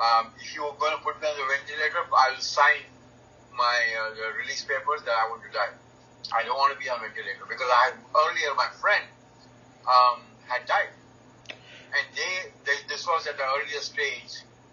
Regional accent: India; born there; You know, because I was born in India, and you know, I was vegetarian.

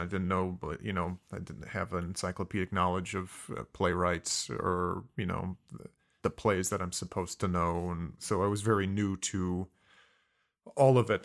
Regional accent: Mishawaka, Indiana, United States; born or raised there; also born or lived in Fontana, California / San Diego, California

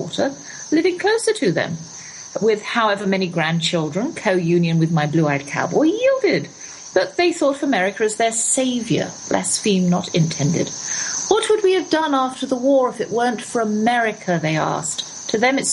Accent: England, United Kingdom; moved away; also born or lived in United States

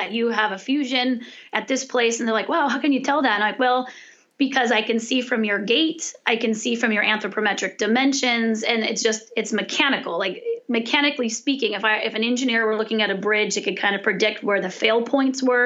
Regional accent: California, United States; I'm from California

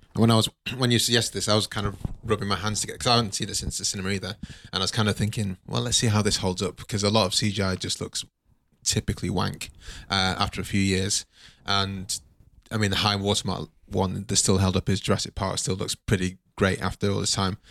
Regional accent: Nigeria; I'm Nigerian

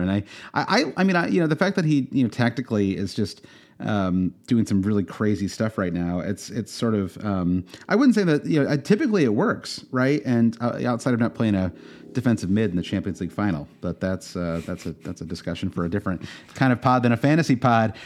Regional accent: Michigan, United States; growing up in Michigan

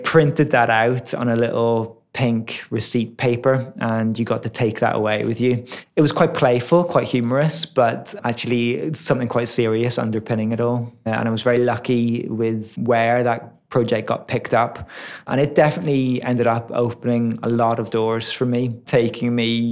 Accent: Ireland; moved away as an adult; also born or lived in Dundee, Scotland; growing up in Ireland

